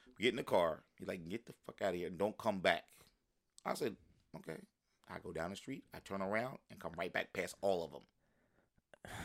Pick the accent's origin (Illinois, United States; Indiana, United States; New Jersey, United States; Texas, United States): New Jersey, United States; Palmyra; also born or lived in Philadelphia, Pennsylvania / Willingboro, New Jersey; I grew up in Burlington County when I came, came back from Philly